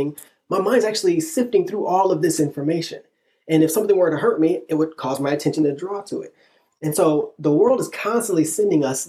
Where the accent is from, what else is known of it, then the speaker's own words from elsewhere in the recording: Illinois, United States; now in Texas, United States; I'm from Illinois originally. Me and my wife met in middle school, started dating in high school